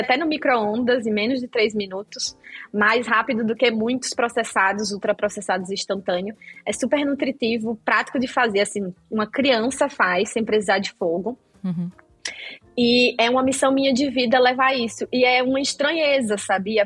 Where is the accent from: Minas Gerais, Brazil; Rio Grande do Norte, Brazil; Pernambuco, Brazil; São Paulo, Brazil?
Rio Grande do Norte, Brazil; no Rio Grande do Norte, de onde eu sou, tem a cultura de peixe frito para tomar café de manhã